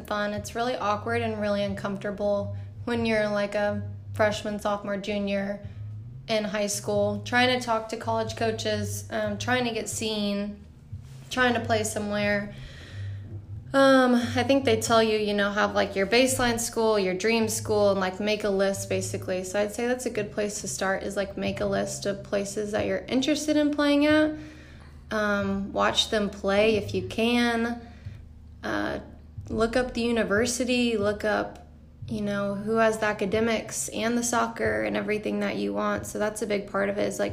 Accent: Beaumont, Texas, United States; I'm from Beaumont, Texas, so a smaller town. Grew up playing there

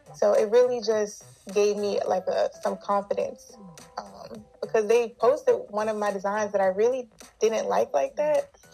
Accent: South Carolina, United States; now in Los Angeles, United States; I'm originally from South Carolina

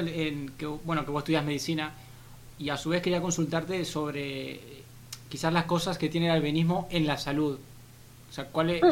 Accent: Uruguay; Yo, soy uruguayo

